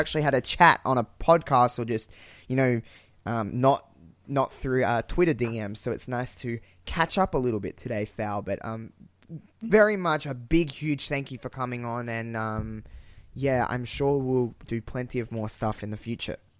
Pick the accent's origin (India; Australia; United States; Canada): Australia; Adelaide, South Australia; I'm from Adelaide